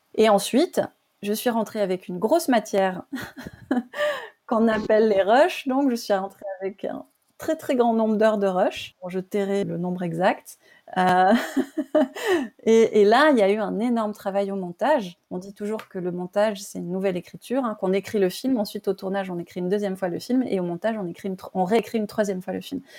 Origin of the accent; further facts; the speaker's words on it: France; also born or lived in Burkina Faso; je suis rentrée chez moi en France.